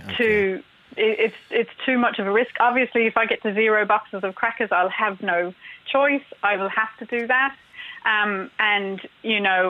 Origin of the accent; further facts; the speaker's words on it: Australia; now in Ireland; You probably guess from my accents that I'm not from here originally. I'm from Australia